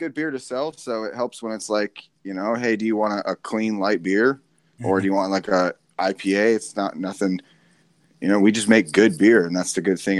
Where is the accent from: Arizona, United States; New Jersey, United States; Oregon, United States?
Arizona, United States; I'm born and raised in Arizona.